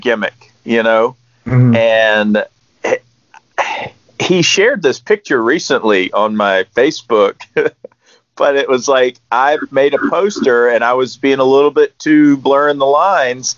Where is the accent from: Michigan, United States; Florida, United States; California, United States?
Florida, United States; North; I growing up in North Florida, which is basically South Georgia